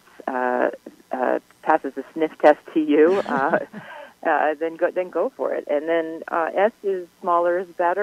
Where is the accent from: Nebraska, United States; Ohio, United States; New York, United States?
New York, United States; I grew up in New York